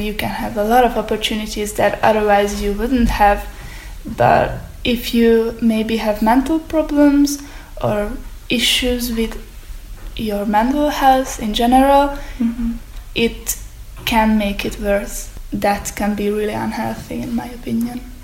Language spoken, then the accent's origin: English; Hungary; I'm from Hungary